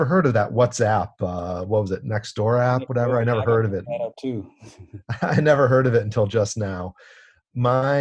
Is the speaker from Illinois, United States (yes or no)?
yes; Evanston, Illinois, United States; growing up in Evanston, Illinois